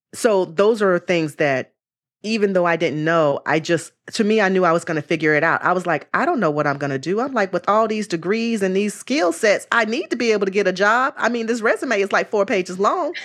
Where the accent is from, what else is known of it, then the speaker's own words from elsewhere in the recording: Charlotte, North Carolina, United States; moved away as an adult; also born or lived in Greensboro, North Carolina; now in Bay Area, United States; I'm originally born in Greensboro, North Carolina, and I was raised in Charlotte, North Carolina.